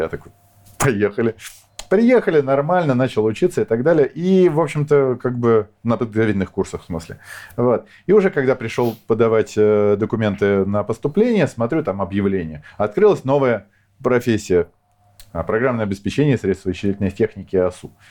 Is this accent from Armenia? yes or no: no; Moscow, Russia; moved away as an adult; also born or lived in Kyiv, Ukraine; now in Ukraine; родился я в Москве, я коренной москвич, черт знает в каком поколении